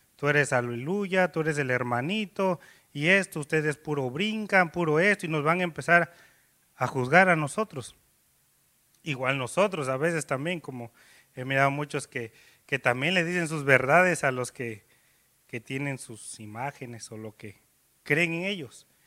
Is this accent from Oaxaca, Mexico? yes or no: yes; Miahuatlán, Oaxaca, Mexico; moved away; yo por ejemplo soy de ahí, de un pueblito, ahí eh, se llama Miahuatlán